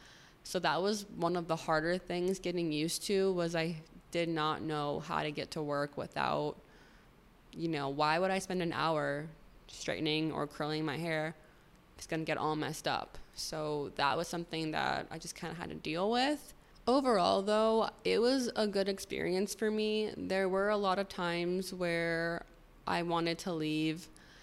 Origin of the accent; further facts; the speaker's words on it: Arizona, United States; moved away; But it was really hard because I came from Arizona where it's sunny 24/7, the sky is blue, to living somewhere where it's raining all the time